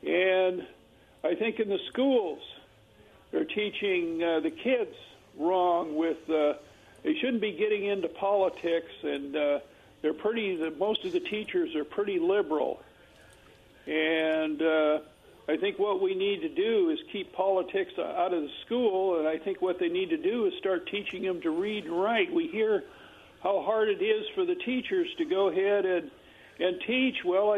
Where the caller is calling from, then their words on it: Kennewick, Washington, United States; This is … from Kennewick